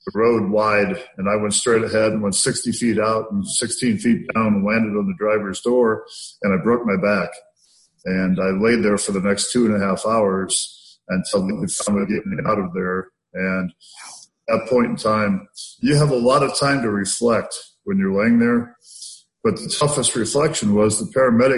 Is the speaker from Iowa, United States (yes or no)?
yes; Iowa, United States; It was just my mom and I living in the middle of 140 acres in the middle of nowhere, Iowa. And we didn't have any money. I grew up real poor